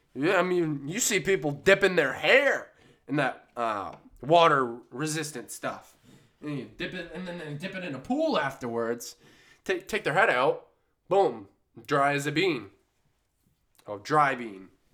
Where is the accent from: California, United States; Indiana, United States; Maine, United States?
Maine, United States; I grew up near the woods, you know, like a lot of people in Maine